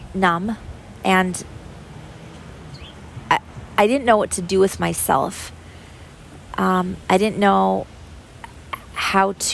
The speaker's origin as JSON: {"language": "English", "town": "Minneapolis", "region": "Minnesota", "country": "United States", "tie": "born or raised there", "also_born_or_lived": "St. Paul / Iowa", "moved": "yes", "said": "I was born in Minneapolis"}